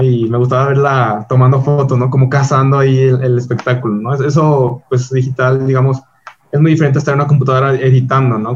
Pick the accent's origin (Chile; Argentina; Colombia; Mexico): Mexico; León, Guanajuato; soy de León